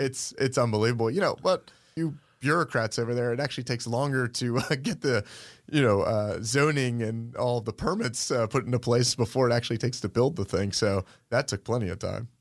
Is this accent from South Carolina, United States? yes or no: no; Sandy Springs, Georgia, United States; I grew up in Sandy Springs